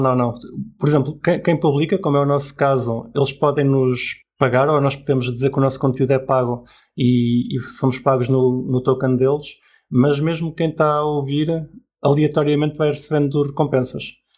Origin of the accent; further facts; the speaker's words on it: Portugal; um cidadão exemplar de Portugal